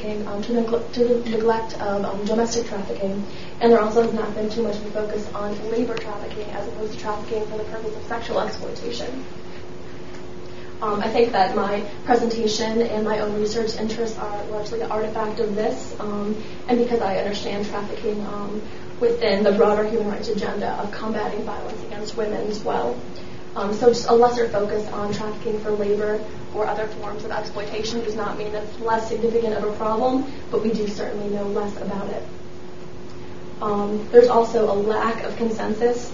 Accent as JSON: {"language": "English", "country": "United States", "said": "an American citizen studying abroad"}